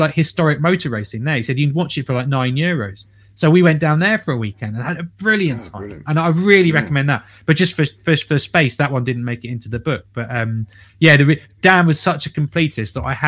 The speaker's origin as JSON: {"language": "English", "region": "London", "country": "United Kingdom", "said": "as a Londoner"}